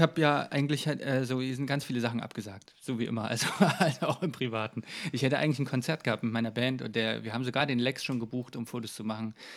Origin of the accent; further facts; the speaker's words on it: Jena, Thuringia, Germany; ich habe eigentlich in Jena hier einfach in meiner Heimatstadt angefangen